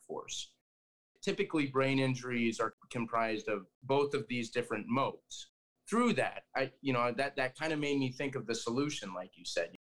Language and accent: English; Colorado, United States; I grew up in Colorado